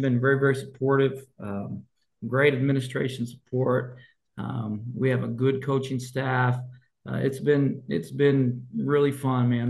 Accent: Colorado, United States; moved away; I grew up in Colorado at Revere High School

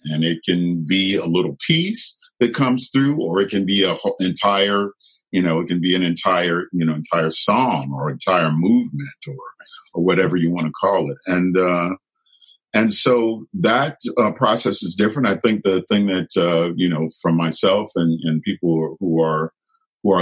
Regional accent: Chicago, Illinois, United States; moved away; I grew up in Chicago at a time where, you know, there was a lot of conflict

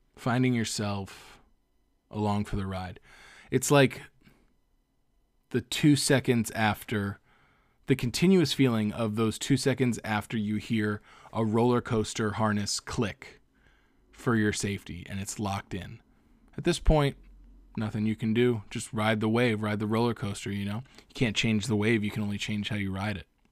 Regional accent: Cape Coral, Florida, United States; now in Los Angeles, United States; in Cape Coral, my hometown

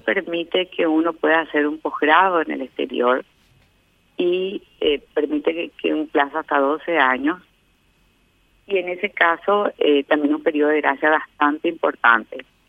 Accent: Paraguay; me llena de orgullo como paraguaya

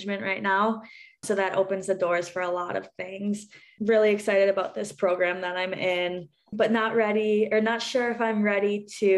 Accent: Minnesota, United States; moved away; growing up in Minnesota

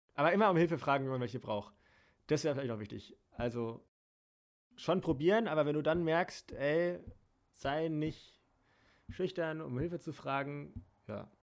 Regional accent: Germany; Bin hier geboren

